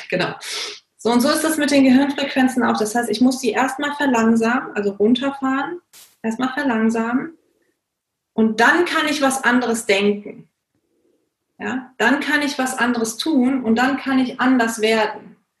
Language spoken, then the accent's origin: German; Germany; moved away; also born or lived in India; Ich bin in Deutschland geboren und aufgewachsen, dann irgendwann auch nach Indien gezogen